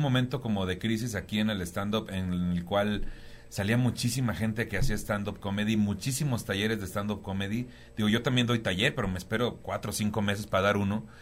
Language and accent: Spanish; Tampico, Tamaulipas, Mexico; moved away as an adult; also born or lived in Cuernavaca / Cancún / Playa del Carmen; now in Mexico City, Mexico; Pues yo soy de Tampico, Tamaulipas, ¿no? Ya llevo, me salí hace muchos años de ahí